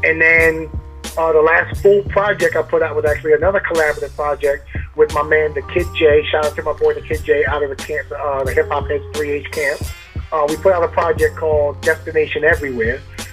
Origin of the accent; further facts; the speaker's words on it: Amityville, New York, United States; I'm from Amityville